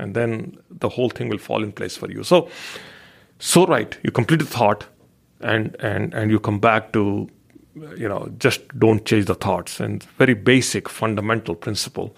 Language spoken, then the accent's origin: English; India; growing up in India